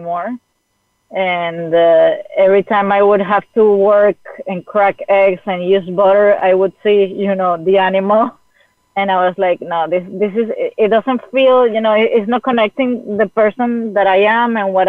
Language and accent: English; Venezuela; moved away; I'm from Venezuela. I was living in Venezuela.